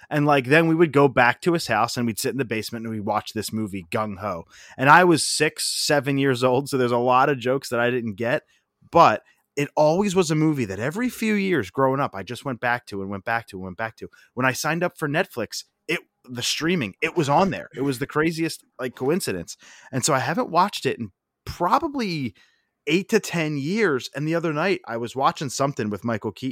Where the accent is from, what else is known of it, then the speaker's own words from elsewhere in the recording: Parkwood, United States; I lived in Parkwood. I grew up in Parkwood, just like you. My grandpop also lived in Parkwood, a couple streets over